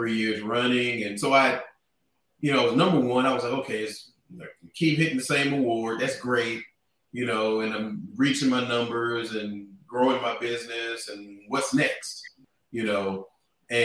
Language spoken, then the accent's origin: English; Fort Worth, Texas, United States; now in Dallas, United States; born and raised here in Fort Worth, Texas